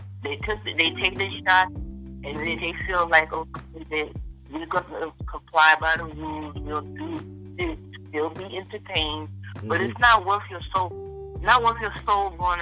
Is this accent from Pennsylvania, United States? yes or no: no; Los Angeles, California, United States; now in New York, United States; I'm originally from